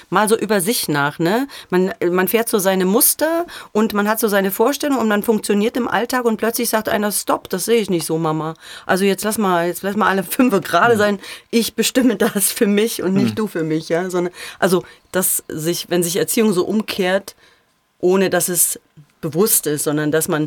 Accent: Thuringia, Germany; accent: Erfurt dialect; Also ich muss sagen, ich bin ja aus, ich bin ja eine Thüringerin.

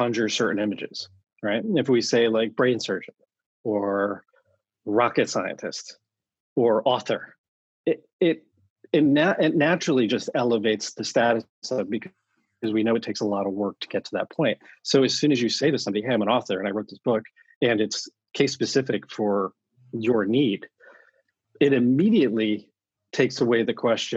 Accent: Connecticut, United States; moved away as an adult; now in San Francisco, United States; Born and raised in Connecticut. Found my way out to San Francisco about 20 plus years ago.

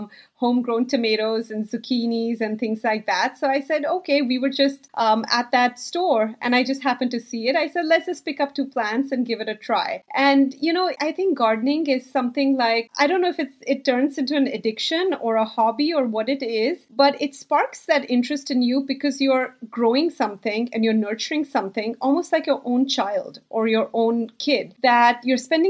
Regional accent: Bangalore, Karnataka, India; now in New Jersey, United States; I grew up in India. And as you can imagine, in a big city like Bangalore in India

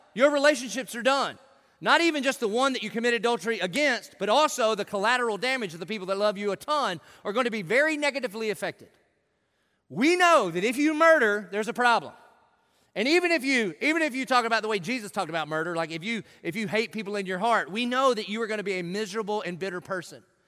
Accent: South Carolina, United States; I grew up in in South Carolina in the 70s and 80s

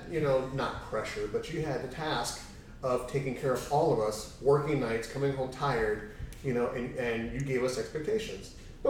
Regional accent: Chicago, Illinois, United States; moved away; also born or lived in Florida; being born and raised in Chicago

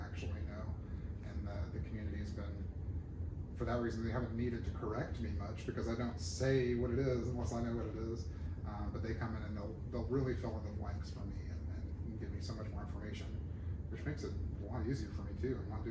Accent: Alabama, United States; moved away as an adult; also born or lived in Murfreesboro, Tennessee / Atlanta, Georgia / Montgomery, Alabama; now in Shreveport, United States; I grew up in Alabama

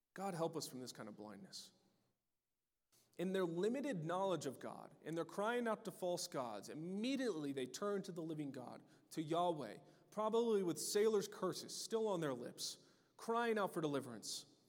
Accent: United States; For many of us as Americans

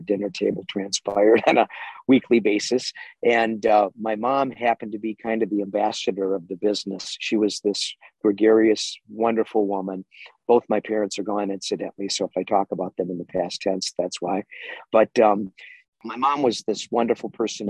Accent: Minneapolis, Minnesota, United States; wound up in Minneapolis at age 21. At the time, I was the youngest weather anchor ever in America in a major market, top 15 market

